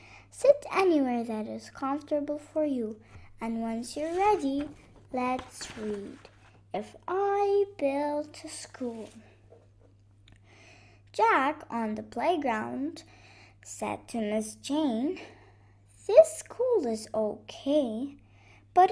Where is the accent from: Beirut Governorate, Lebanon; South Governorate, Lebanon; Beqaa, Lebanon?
Beirut Governorate, Lebanon; Beirut; I'm 7 years old and I'm from Lebanon, Beirut